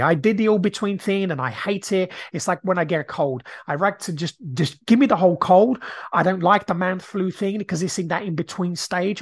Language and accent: English; Brazil; now in United Kingdom; I grew up in Brazil